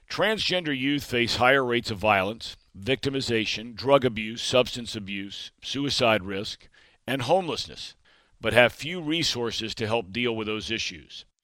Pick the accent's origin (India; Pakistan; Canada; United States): United States; Ohio; I am from Ohio.